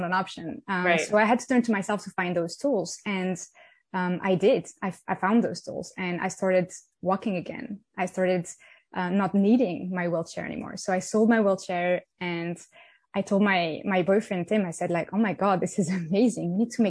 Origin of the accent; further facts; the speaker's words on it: France; I come from France. I'm French. I grew up in the south of France, and I had a lovely childhood there.